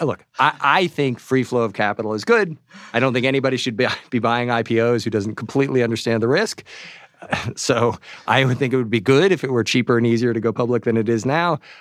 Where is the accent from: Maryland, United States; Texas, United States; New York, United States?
New York, United States; my hometown newspaper, the New York Times